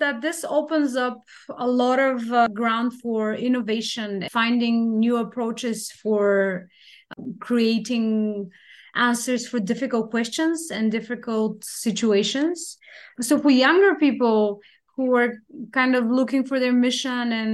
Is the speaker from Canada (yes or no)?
no; Bulgaria; moved away as an adult; we also have children in need, not only in my country, but in my hometown